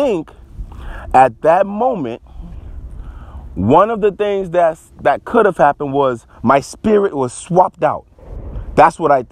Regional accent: Charleston, South Carolina, United States; I'm from Charleston, South Carolina

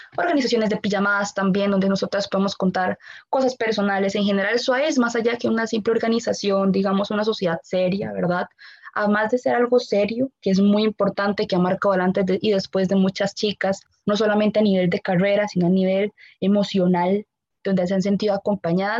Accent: Costa Rica; como ticos

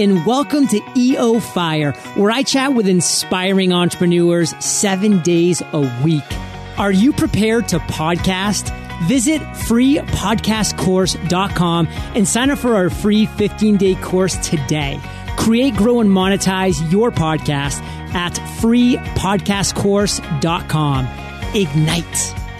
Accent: Maine, United States; moved away as an adult; also born or lived in New York City; now in San Diego County, United States; I'm from the Northeast as well, Maine.

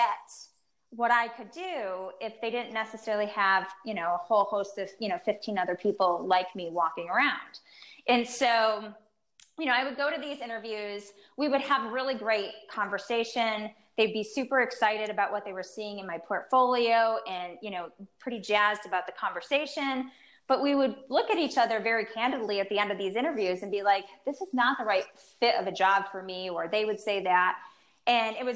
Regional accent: East Coast, United States; now in Chicago, United States; I'm originally from the East Coast, and here I'm in the Midwest.

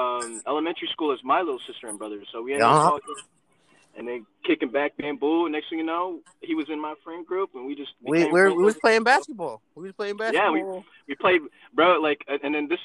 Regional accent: Pleasant Hill, California, United States; also born or lived in Vallejo, California; I was born and raised in my hometown of Pleasant Hill. And then I moved to Vallejo for a little bit for 6 years

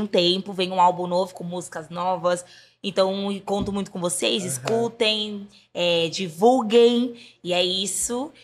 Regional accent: São Paulo, Brazil; Eu nasci na Zona Oeste, né? Nasci na uhum. Coab Raposo Tavares

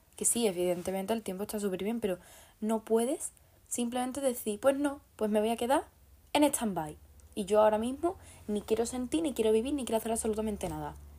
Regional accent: Andalusia, Spain; soy andaluza

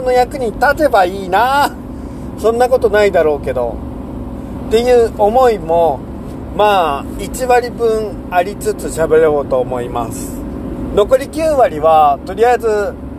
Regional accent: Seto Inland Sea coast, Japan; moved away as an adult; also born or lived in Shikoku / Kansai; now in Shimane, Japan; 瀬戸内海沿岸で生まれ育って

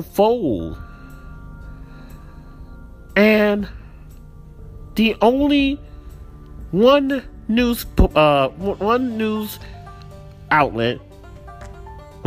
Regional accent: United States; as an American citizen

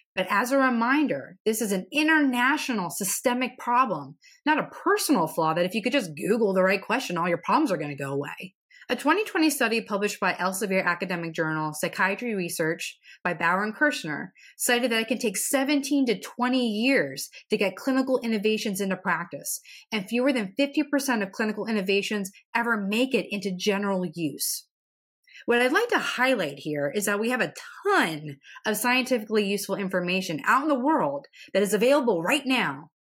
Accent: central Pennsylvania, United States; To be from central Pennsylvania

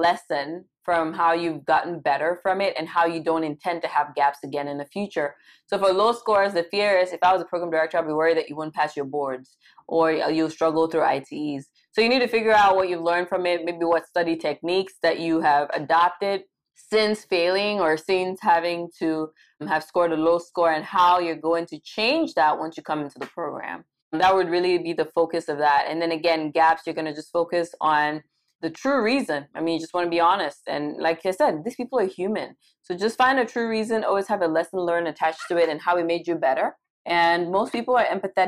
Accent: Cameroon; moved away as an adult; also born or lived in Caribbean; now in United States; I was born and raised in Cameroon. I lived there for a majority of my life.

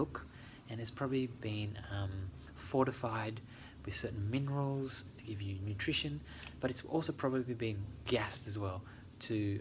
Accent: Australia; when I grew up in Australia, my mum lived in a house in Helston Park

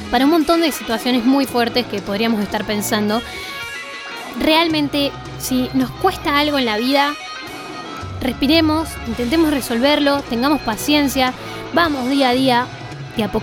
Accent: Bariloche, Río Negro, Argentina; soy de Bariloche.

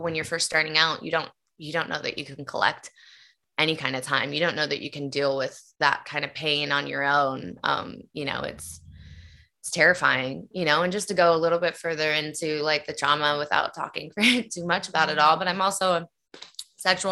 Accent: Nashville, Tennessee, United States; my dad was a country singer, and that's why I was born in Nashville, Tennessee

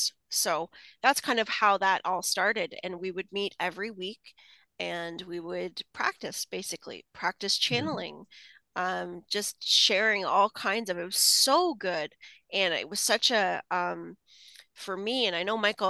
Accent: Canada; accent: Canadian; he does cut me up with my Canadian accent and my aboot and A's and all those things that I say

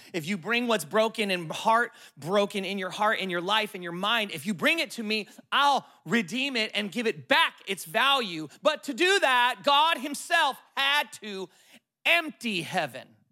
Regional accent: California, United States; I'm from California, total city boy

